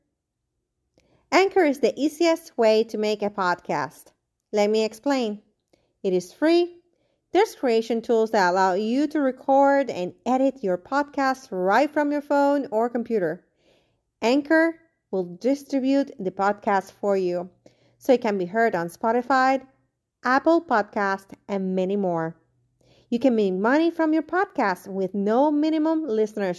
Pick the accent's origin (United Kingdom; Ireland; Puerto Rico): Puerto Rico; It's nothing like growing up in the island.